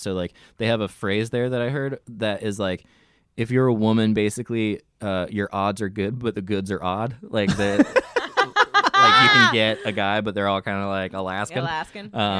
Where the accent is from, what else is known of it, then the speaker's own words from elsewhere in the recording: Florida, United States; That's like more of a nostalgic thing, but and growing up in Florida.